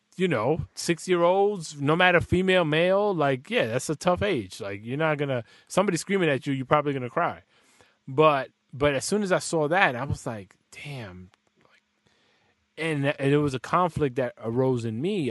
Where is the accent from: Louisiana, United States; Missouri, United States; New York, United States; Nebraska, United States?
New York, United States; New York City; I'm from the Bronx as well